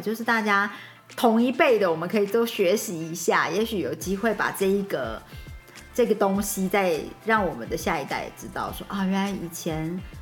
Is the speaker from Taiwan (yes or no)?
yes; Lukang, Changhua County, Taiwan; moved away; 因为我们的家乡是鹿港